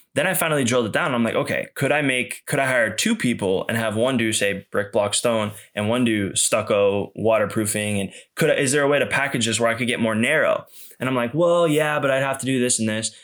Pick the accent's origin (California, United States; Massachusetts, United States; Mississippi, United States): Massachusetts, United States; outside of Boston; I grew up outside of Boston